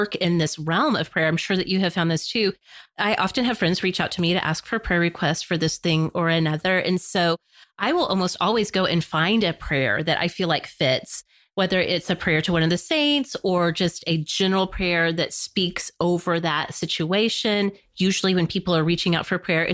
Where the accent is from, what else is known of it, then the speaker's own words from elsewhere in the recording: United States; as American Christians